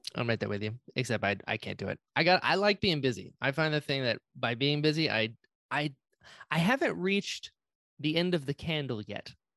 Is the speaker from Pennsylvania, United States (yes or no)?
no; Florida, United States; I grew up in Florida